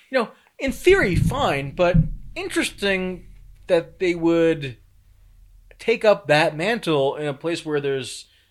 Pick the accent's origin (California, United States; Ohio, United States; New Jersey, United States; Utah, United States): New Jersey, United States; near Bloomfield, northern; where I grew up in New Jersey, northern New Jersey, a place called Bloomfield, New Jersey